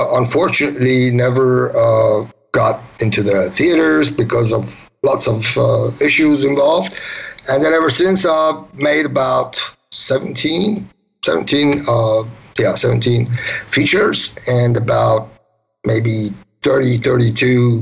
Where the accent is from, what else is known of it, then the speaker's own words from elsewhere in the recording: United States; moved away as an adult; also born or lived in Tehran, Iran / Germany / Italy / New York City; Grew up in the States